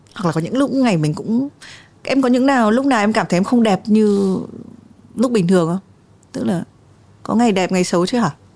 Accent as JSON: {"language": "Vietnamese", "country": "Vietnam", "said": "mình đến từ Việt Nam"}